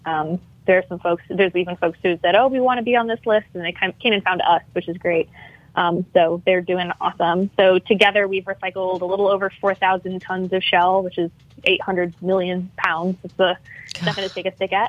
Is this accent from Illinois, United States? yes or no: yes; Illinois, United States; moved away as an adult; now in Louisiana, United States; I'm from Illinois